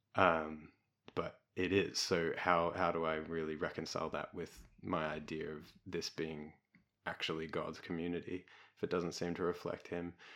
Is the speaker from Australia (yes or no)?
yes; Melbourne, Victoria, Australia; I grew up in Melbourne.